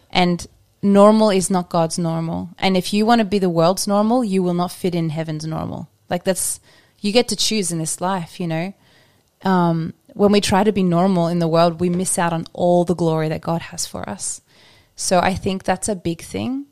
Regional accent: Australia; now in Norway; I'm Australian

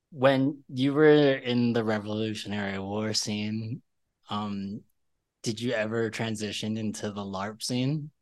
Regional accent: Philadelphia, Pennsylvania, United States; I am from Philadelphia

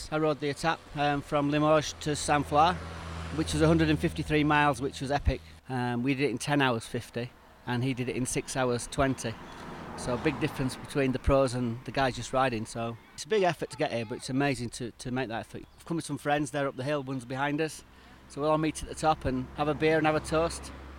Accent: Yorkshire and the Humber, United Kingdom; I'm from Yorkshire in England, where the tour starts next year.

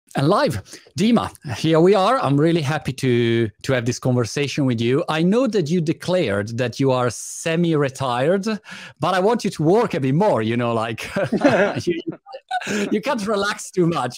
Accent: Italy; I was born in Italy

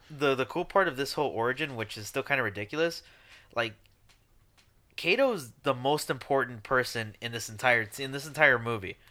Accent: Chicago, Illinois, United States; we're from Chicago.

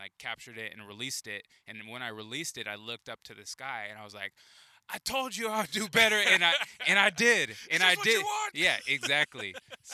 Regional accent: Carlsbad, California, United States; moved away as an adult; also born or lived in Poway, California; now in Portland, United States; I grew up in Carlsbad

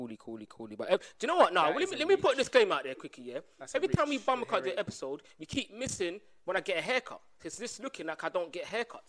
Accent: Barbados; I'm not from Jamaica. I'm from Barbados.

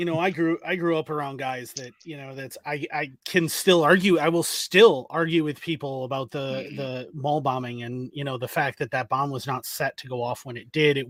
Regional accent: Ireland; I was raised by a Gen X guy who may or may not have been rather political during the Troubles, and I was raised in Ireland.

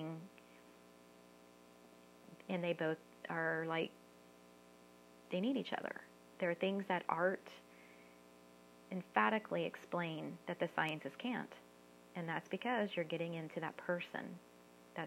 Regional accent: San Antonio, Texas, United States; moved away as an adult; also born or lived in Austin, Texas / Bay Area, California; I'm from San Antonio and Austin, so it was my work both in San Antonio and Austin

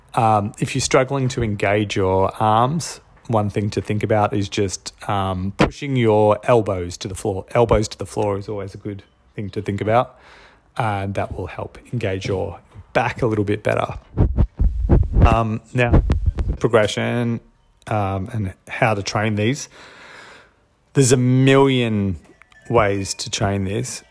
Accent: Australia; I'm Australian

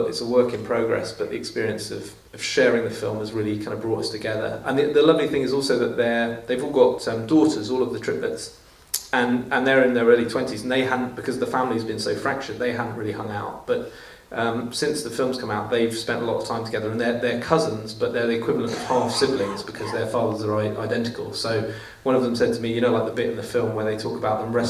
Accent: England, United Kingdom; I speak as an Englishman

